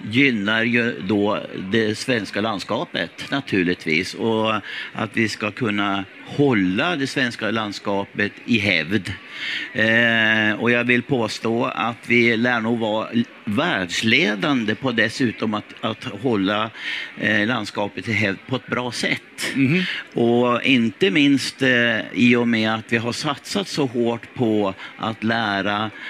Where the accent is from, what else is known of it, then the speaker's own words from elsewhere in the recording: Skärvången, Jämtland, Sweden; Eller ja, i eh, det kan man nästan säga. Min pappa är född där tillsammans med, med åtta andra syskon.